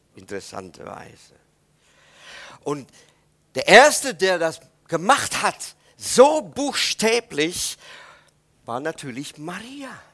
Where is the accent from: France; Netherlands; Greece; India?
Netherlands; German is a second language; moved away; ich als Holländer